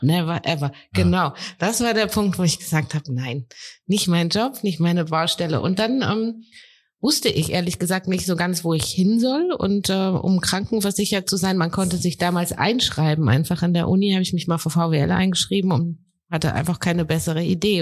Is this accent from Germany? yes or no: yes; Heidelberg, Mannheim, Baden-Württemberg, Germany; ich komme ja hier aus Heidelberg, Mannheim